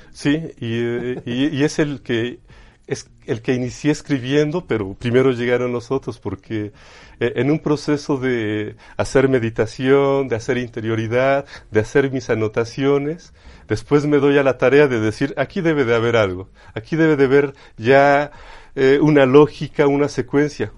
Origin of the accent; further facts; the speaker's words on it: Chachapa, Puebla, Mexico; Sí, yo soy originario de Chachapa, Chachapa Puebla, ¿sí? que está, no sé, ya actualmente a unos 25 minutos de lo que es el centro histórico. ¿sí? Entonces, yo crecí en el campo